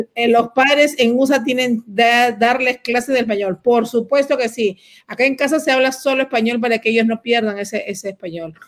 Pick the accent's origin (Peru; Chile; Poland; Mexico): Peru; now in United States; yo peruana